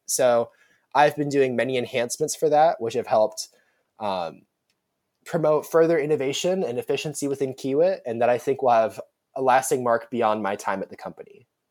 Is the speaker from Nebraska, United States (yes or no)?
yes; Omaha, Nebraska, United States; I'm a rising sophomore, and I'm from Omaha, Nebraska